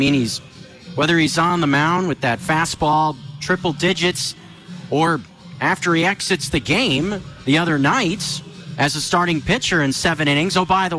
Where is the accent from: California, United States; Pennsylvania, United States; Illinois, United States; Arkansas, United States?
California, United States; Bay Area; moved away; growing up in the Bay Area